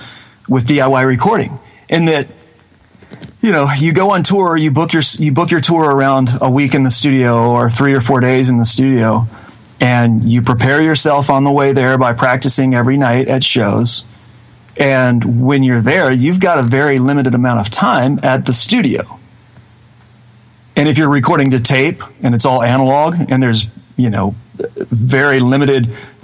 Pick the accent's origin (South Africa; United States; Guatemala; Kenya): United States; Mississippi; moved away as an adult; now in Murfreesboro, United States; I was born and raised in North Mississippi, about 45 minutes south of Memphis, on I-55, and ended up moving to Murfreesboro, Tennessee, which is right outside of Nashville, after I left high school